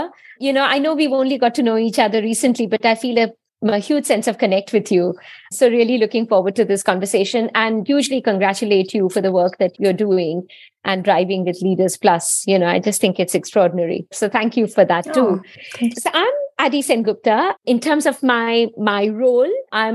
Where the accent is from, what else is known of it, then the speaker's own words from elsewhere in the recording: India; moved away as an adult; now in United Kingdom; I was born and brought up in India. I grew up there.